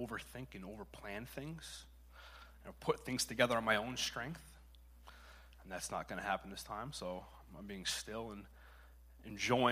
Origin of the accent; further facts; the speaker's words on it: Connecticut, United States; I'm from Connecticut